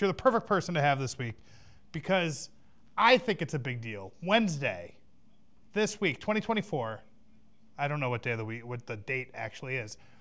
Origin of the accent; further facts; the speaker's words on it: Chicago, Illinois, United States; I am from Chicago